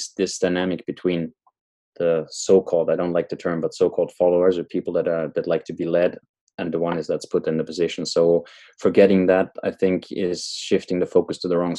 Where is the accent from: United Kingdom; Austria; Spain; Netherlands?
Austria; moved away as an adult; I left my home country, Austria, many years back